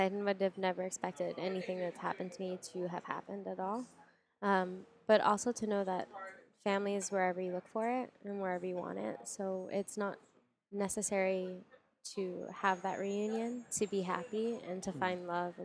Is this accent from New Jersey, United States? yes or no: yes; Verona, New Jersey, United States; moved away as an adult; also born or lived in Korea / Santa Monica, Los Angeles; now in Los Angeles, United States; I'm from New Jersey. I was raised there, and now I live in Los Angeles in Santa Monica.